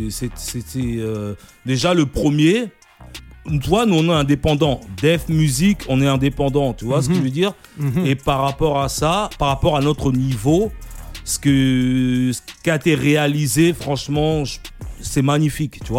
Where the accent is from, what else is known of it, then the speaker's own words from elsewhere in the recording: DR Congo; depuis moi je suis congolais, tu vois. Ouais quand tu es congolais, tu, tu, baignes dans la musique depuis que tu né.